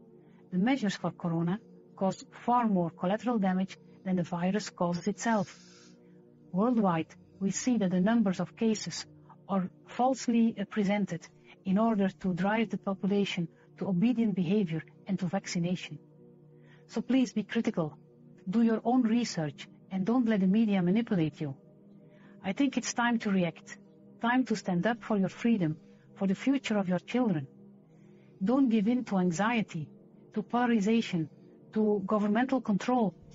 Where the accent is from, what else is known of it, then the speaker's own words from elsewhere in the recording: Belgium; I'm a medical doctor from Belgium